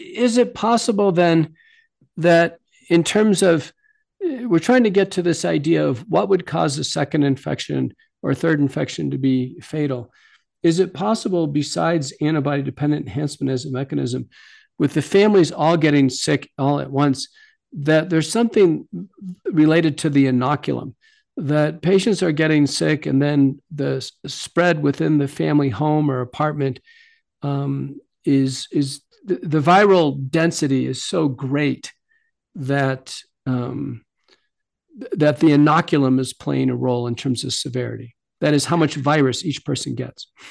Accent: United States; as an American

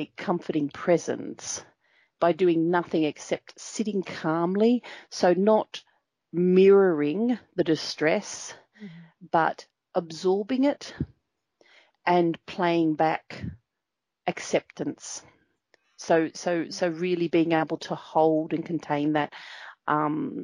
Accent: Nhulunbuy, Northern Territory, Australia; I grew up in Nhulunbuy in the Northern Territory

